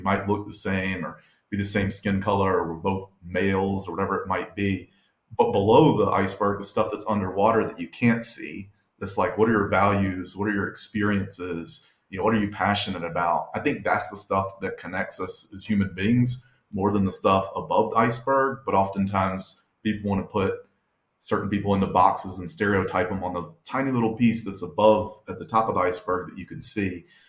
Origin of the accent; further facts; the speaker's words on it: the South, United States; we're both from the South and we're white guys.